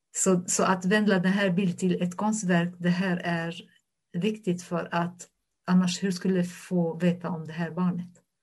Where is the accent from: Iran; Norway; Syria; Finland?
Syria; Swedish is a second language; moved away as an adult; also born or lived in Damascus, Syria / Lebanon; now in Norrköping, Sweden; jag som en människa kommer från Syrien